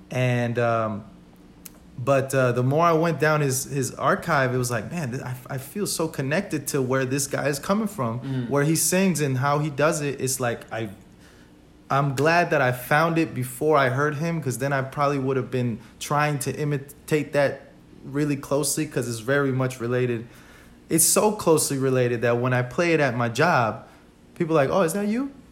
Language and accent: English; New York, United States; English is a second language; Growing up, being in ESL and being the what quote unquote the minority, but I feel like in New York.